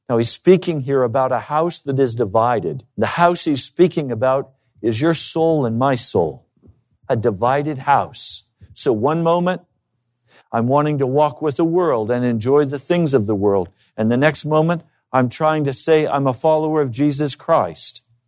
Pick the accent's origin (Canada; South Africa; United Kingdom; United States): United States; I've been raised as an American